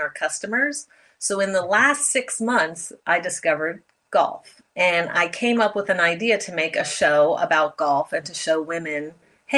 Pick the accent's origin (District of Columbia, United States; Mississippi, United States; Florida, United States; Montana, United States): District of Columbia, United States; D.C.; also born or lived in Pennsylvania; I grew up outside of Washington, D.C., very traditional 1960s, 70s upbringing.